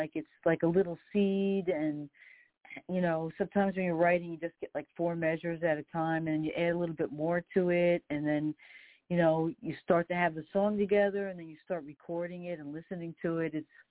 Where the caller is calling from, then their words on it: New York, United States; I'm calling you from New York. I'm on the Queens border, about 20 minutes outside of Midtown Manhattan.